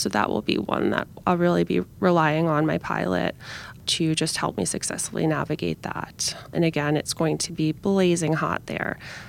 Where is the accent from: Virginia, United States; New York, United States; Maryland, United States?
New York, United States; also born or lived in Geneva; So kind of starting in New York, my hometown, and then ending up in Geneva, which has been a great swim destination for me.